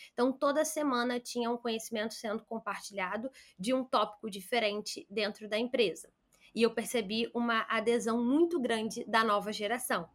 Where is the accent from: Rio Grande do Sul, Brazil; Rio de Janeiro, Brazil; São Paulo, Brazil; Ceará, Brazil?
Rio de Janeiro, Brazil; sou do Rio de Janeiro